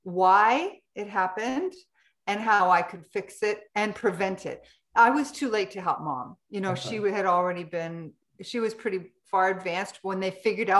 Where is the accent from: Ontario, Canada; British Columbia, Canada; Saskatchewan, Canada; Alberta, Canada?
Ontario, Canada; near Toronto; moved away as an adult; also born or lived in California, United States / Las Vegas, United States; I was raised in Canada, near Toronto. And then I lived in the US for 25 years.